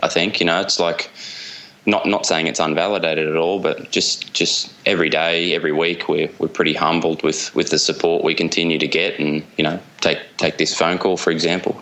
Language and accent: English; Australian eastern seaboard, Australia; moved away as an adult; now in Java, Indonesia; grew up on the Australian eastern seaboard